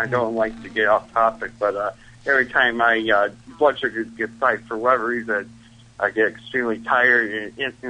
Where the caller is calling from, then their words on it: Buffalo, New York, United States; from Buffalo.